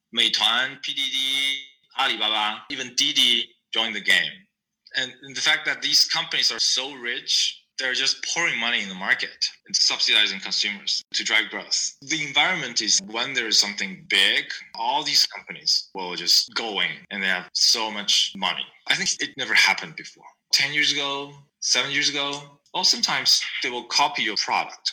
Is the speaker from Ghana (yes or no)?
no; China; also born or lived in Shanghai, China; I grew up in China, went to college in Shanghai